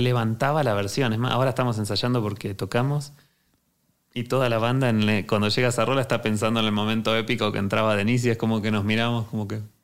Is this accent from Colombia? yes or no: no; Argentina; now in Mexico; venimos de Argentina